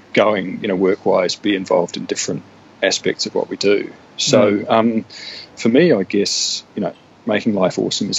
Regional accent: New Zealand; also born or lived in New South Wales, Australia / Europe; now in Brisbane, Australia; I was born in New South Wales but moved to New Zealand when I was two

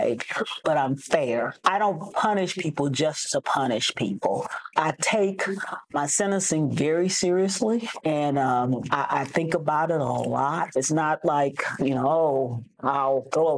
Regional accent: Hempstead, Texas, United States; also born or lived in Dallas, Texas; I'm originally from Hempstead, Texas

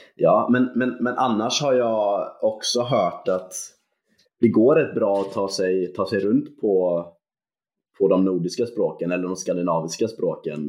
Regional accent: Gothenburg, Västra Götaland, Sweden; som göteborgare

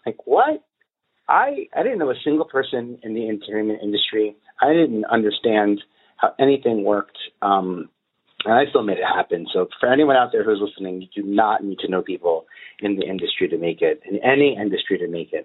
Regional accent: New York City, New York, United States; now in Brooklyn, United States; I'm a boy from Staten Island

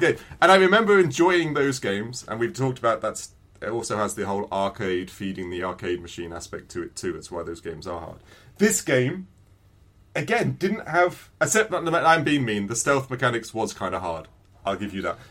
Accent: England, United Kingdom; I'm English

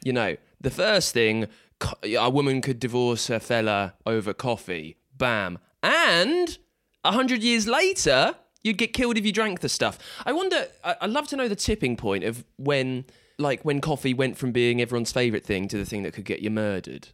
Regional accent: England, United Kingdom; We are all English

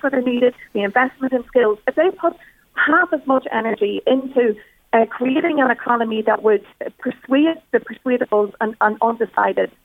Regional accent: Tyrone, Northern Ireland, United Kingdom; moved away; I am originally from Tyrone

